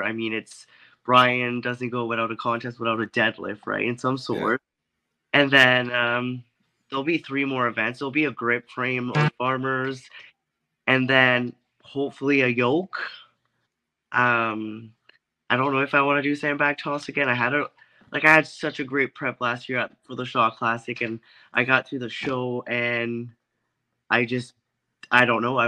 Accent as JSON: {"language": "English", "country": "Canada", "tie": "born or raised there", "said": "I had just moved back here in my hometown"}